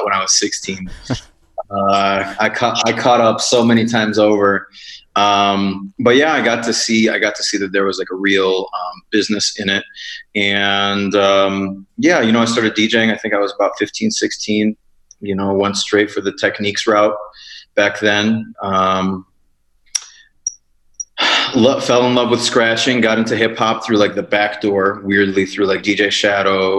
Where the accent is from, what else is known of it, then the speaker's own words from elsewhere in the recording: Chicago, Illinois, United States; I grew up in Chicago